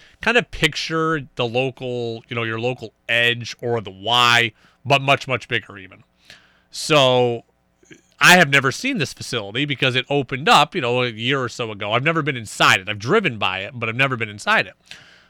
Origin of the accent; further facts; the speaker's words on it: Albany, New York, United States; moved away as an adult; now in Vermont, United States; So I'm going to spend a couple days of Thanksgiving in Albany, you know, where I'm from, where Jess is from as well.